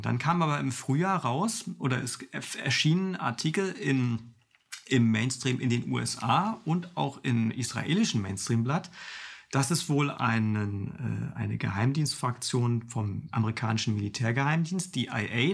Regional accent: Mecklenburg-Vorpommern, Germany; ich komme aus Mecklenburg-Vorpommern

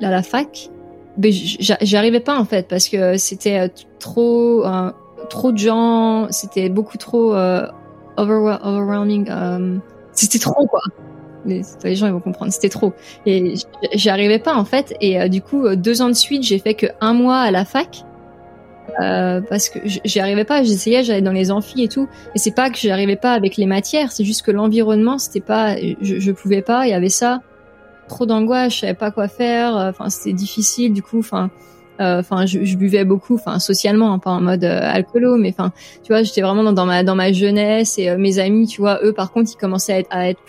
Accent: France; moved away; au moment où je suis partie de la France

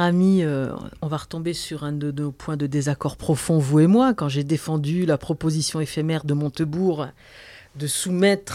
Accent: eastern France, France; dans l'est de la France, là d'où je viens

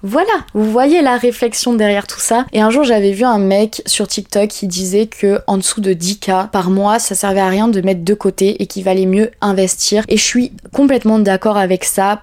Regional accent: Bordeaux, Nouvelle-Aquitaine, France; also born or lived in Paris; now in Lacanau, France; je viens de Bordeaux à la base et la Cano c'est à côté de Bordeaux

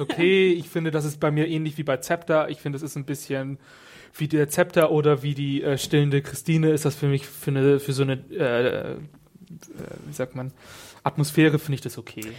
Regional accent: Northern Germany, Germany; ich als Norddeutscher

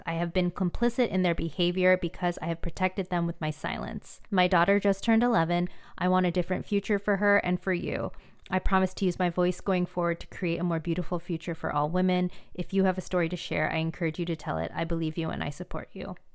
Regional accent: San Diego, California, United States; I grew up in a predominantly Caucasian, um, city in San Diego

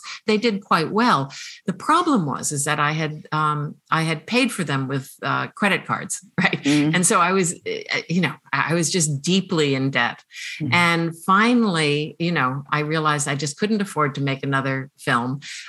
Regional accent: United States; oh, I'm actually an American

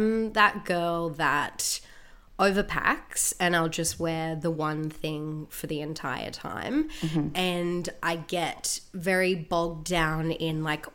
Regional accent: Gold Coast, Queensland, Australia; I'm from the Gold Coast

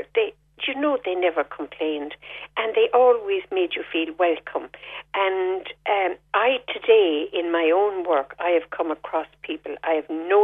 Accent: Fethard, Tipperary, Ireland; moved away; also born or lived in Dublin; I grew up in Feathert, and we grew up in a big estate

